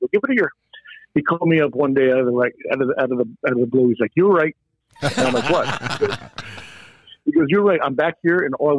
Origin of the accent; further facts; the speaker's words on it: New York, United States; now in Arizona, United States; You know, I used to when I moved out here from New York. You know, and I used to just. You know, I would sit there and go, man, New York is so much better. And I want to go back.